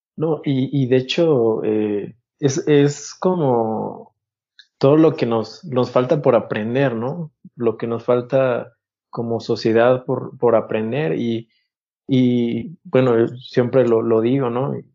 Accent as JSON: {"language": "Spanish", "country": "Mexico", "said": "lo que somos, pues, como mexicanos"}